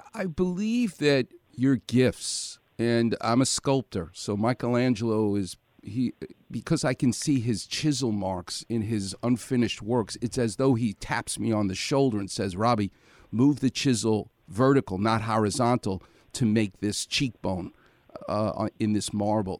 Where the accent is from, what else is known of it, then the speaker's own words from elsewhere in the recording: New York, United States; as a Jewish guy growing up in New York